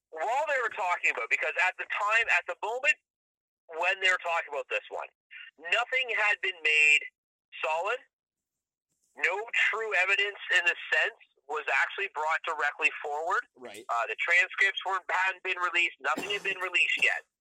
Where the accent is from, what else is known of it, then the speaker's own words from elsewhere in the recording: Canada; I'm Canadian